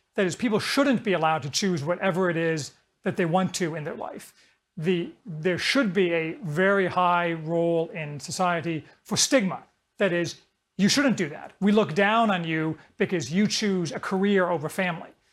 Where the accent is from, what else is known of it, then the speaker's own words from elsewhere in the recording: Indiana, United States; also born or lived in Chicago; I grew up in Indiana, which is kind of as generic as you can get.